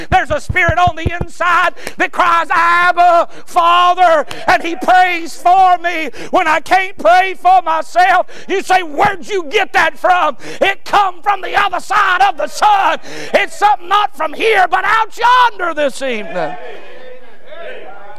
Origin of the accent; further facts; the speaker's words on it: United States; us as American Christians